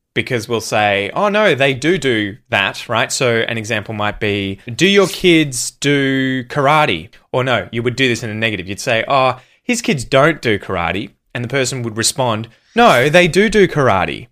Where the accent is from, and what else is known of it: Australia; accent: Australian; first language English